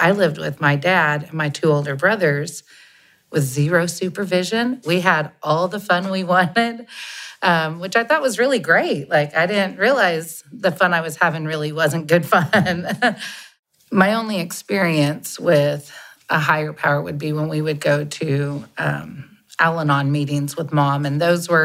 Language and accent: English; Scottsdale, Arizona, United States; I was raised in Scottsdale, Arizona